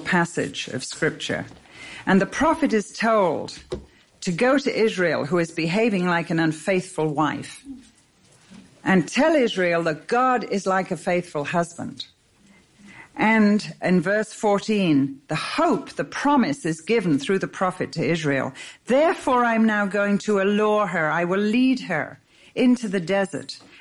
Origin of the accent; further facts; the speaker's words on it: England, United Kingdom; I'm English.